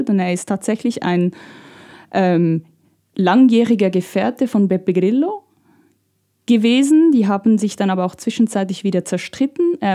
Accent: Italy; aber in Italien, da wo ich herkomme, da regiert, da gibt es eine Partei, eine populistische Partei, die alles digital regiert.

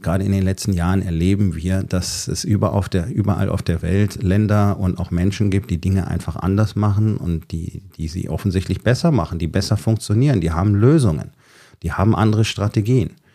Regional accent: Germany; Bei uns in Deutschland

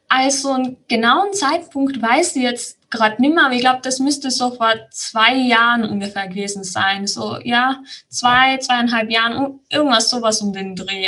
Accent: Tyrol, Austria; Ich bin aus Tirol. Das hört man, denke ich, auch sehr schnell an meiner Stimme

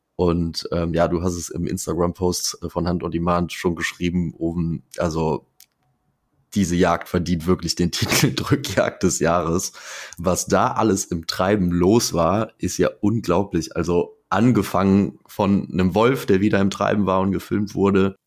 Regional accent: Eifel, Germany; Also bei uns in der Eifel und in, insgesamt so in Westdeutschland

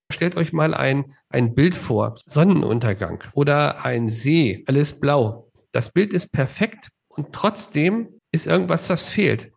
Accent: Hanover, Lower Saxony, Germany; now in Nuremberg, Germany; Ursprünglich komme ich aus Hannover

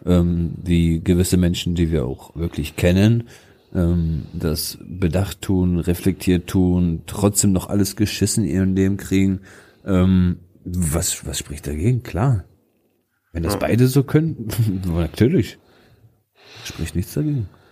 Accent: Wolfsburg, Lower Saxony, Germany; 30 Jahre, ich komme aus Wolfsburg

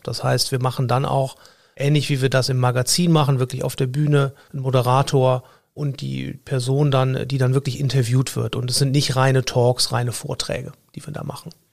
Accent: Cologne, North Rhine-Westphalia, Germany; ich komme aus Köln-Nippes

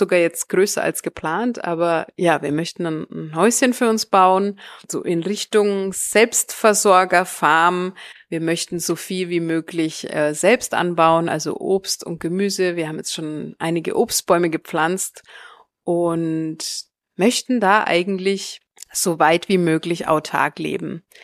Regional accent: North Maluku, Indonesia; Meine Familie, die, die leben da auf einer kleinen Insel äh, direkt vor Morotai. Das ist äh, ja mein Heimatdorf.

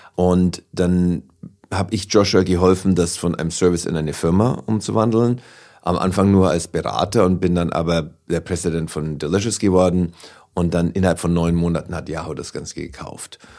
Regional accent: Oberasbach, Bavaria, Germany; accent: Franconian; moved away as an adult; also born or lived in Altenberg; now in New York, United States; Aufgewachsen bin ich in der Nähe von Nürnberg. Geboren in Altenberg und dann in Oberasbach

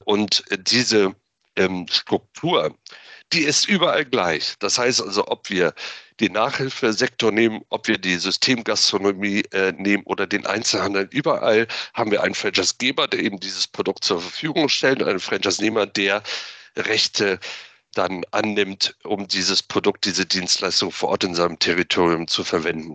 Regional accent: Flensburg, Schleswig-Holstein, Germany; moved away as an adult; now in Berlin, Germany; gebürtiger Flensburger, 1975 geboren dort, aufgewachsen, natürlich die norddeutsche Seeluft eingeatmet

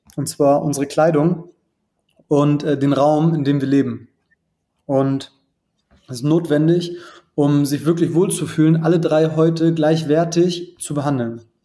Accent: Germany; bei uns in Deutschland

